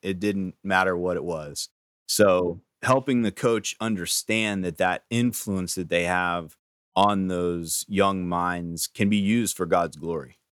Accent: Gettysburg, Pennsylvania, United States; I'm from Gettysburg, Pennsylvania originally, down around that area

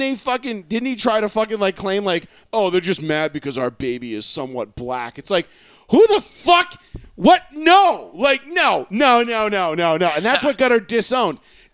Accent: Ireland; As an Irishman, I said. God fuck the queen and I drank a Guinness.

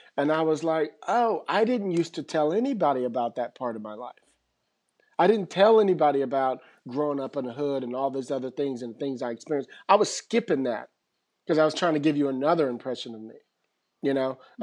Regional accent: San Francisco, California, United States; moved away as an adult; now in Los Angeles, United States; I grew up pretty much in San Francisco

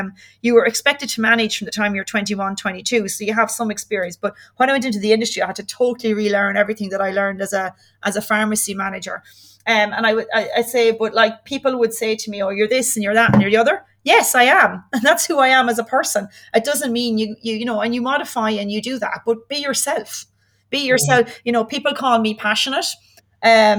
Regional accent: Ireland; moved away as an adult; also born or lived in Aberdeen; I'm from Ireland.

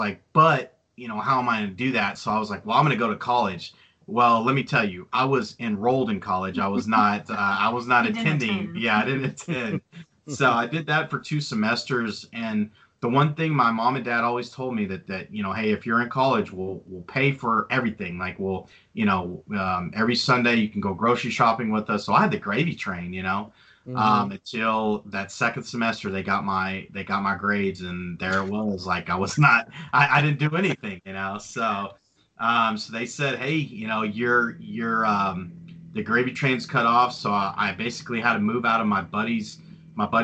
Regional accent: Greenwood, Texas, United States; I grew up, you know, I call Midland home, but it's actually outside of Midland. It's called Greenwood

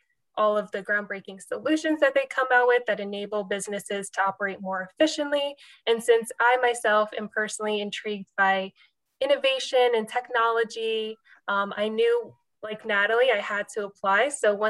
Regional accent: Long Island, New York, United States; I was born and raised in Long Island

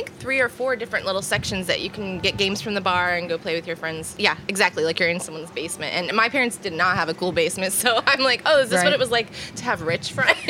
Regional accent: Leavenworth, Kansas, United States; I grew up in Leavenworth, Kansas

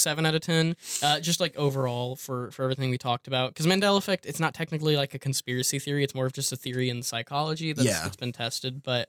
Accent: near Champaign, Illinois, United States; now in Kentucky, United States; near my hometown, local to like around Champaign, Illinois.

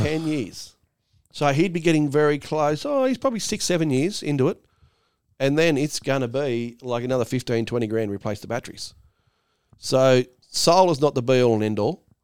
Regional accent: Australia; I'm Australian

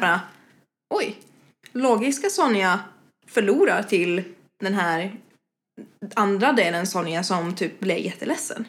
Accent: Espoo, Uusimaa, Finland; moved away as an adult; now in Stockholm, Sweden; bodde jag i Finland, i Esbo ja. ungefär Helsingfors-trakterna

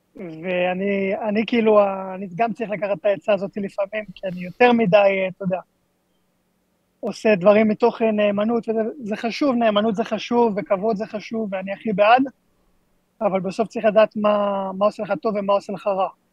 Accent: Israel; אנחנו ישראלים

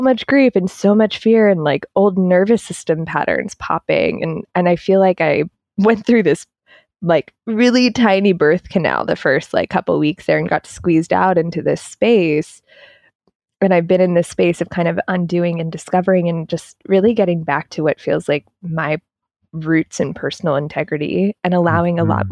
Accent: East Coast, United States; I'm from the East Coast

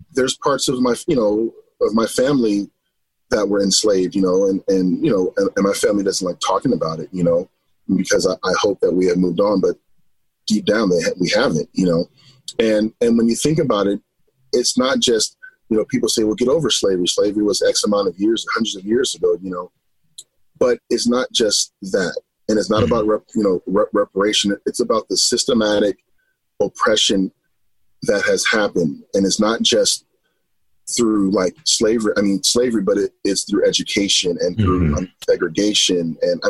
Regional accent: Los Angeles, California, United States; moved away as an adult; now in Idaho, United States; I am originally from Los Angeles, California. And growing up

